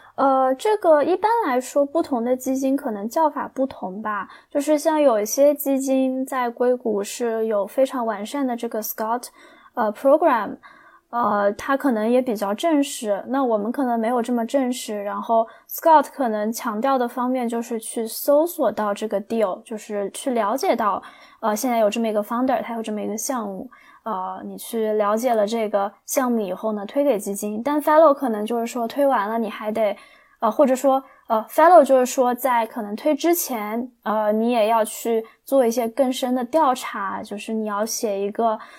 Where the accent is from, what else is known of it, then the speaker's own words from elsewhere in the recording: China; 我们中国人有句话叫